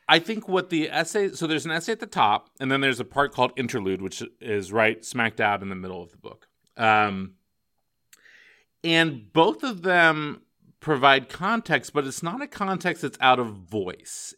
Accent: Northern California, United States; now in Palm Springs, United States; I grew up in Northern California

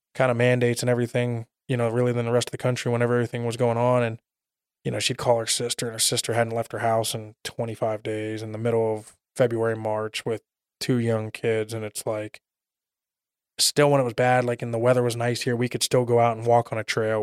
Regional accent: Pittsburgh, Pennsylvania, United States; moved away as an adult; now in Arizona, United States; I grew up outside of Pittsburgh

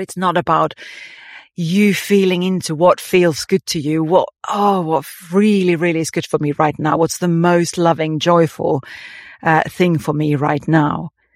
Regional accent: Finland; moved away; growing up in Finland

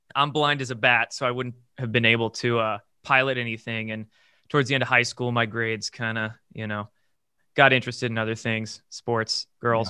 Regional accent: Bremerton, Washington, United States; I grew up in the Pacific Northwest in a, uh, I guess not small, medium-sized town, military town called Bremerton, across the Puget Sound from Seattle. And born and raised there

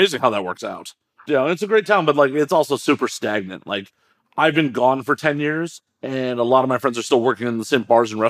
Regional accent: Chicago, Illinois, United States; now in Los Angeles, United States; I'm from Chicago originally

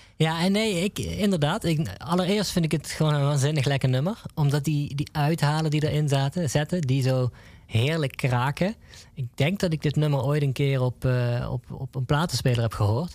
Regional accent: Nuth, Limburg, Netherlands; ik kom zelf uit Nut

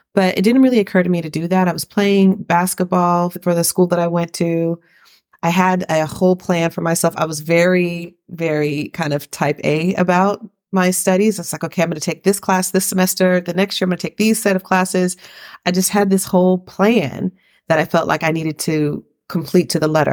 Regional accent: Riverside, California, United States; moved away as an adult; also born or lived in San Francisco Bay Area, California; now in Valencia, Spain; I was raised in Riverside, California

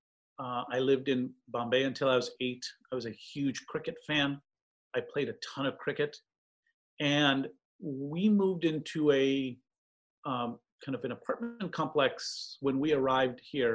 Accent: East Bay, California, United States; now in Santa Barbara, United States; I grew up in the East Bay playing public courts

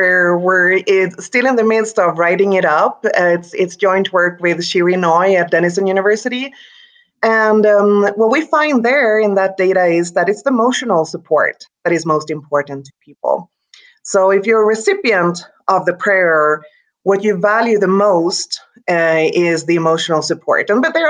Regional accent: Sweden; English is a second language; now in United States; And to me, that was new because I came here from Sweden 10 years ago, and Sweden is a highly secularized society.

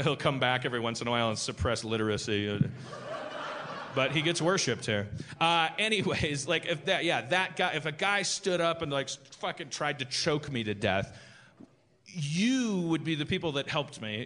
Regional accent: Milwaukee, Wisconsin, United States; moved away; I'm from Milwaukee, Wisconsin

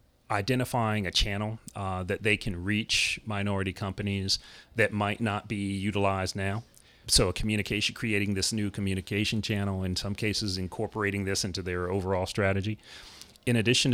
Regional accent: Durham, North Carolina, United States; moved away; So Durham, North Carolina is my hometown. Grew up there

